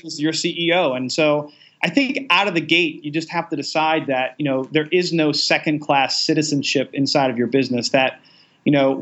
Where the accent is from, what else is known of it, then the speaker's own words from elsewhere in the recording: Baltimore, Maryland, United States; I'm a city boy. I grew up in Baltimore most of my life.